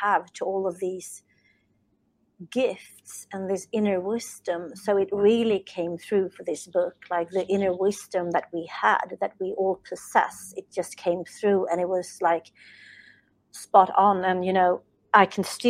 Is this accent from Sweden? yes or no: yes; Sweden; English is a second language; English is not my native language, as I'm from Sweden